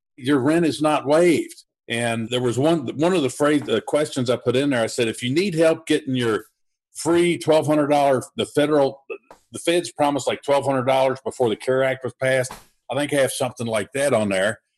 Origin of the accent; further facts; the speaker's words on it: Louisville, Kentucky, United States; I'm here in Louisville, Kentucky, and I uh, I started my investing uh, while I had a full time job and uh, as an undercover police detective doing murder for hire, contract killings, organized crime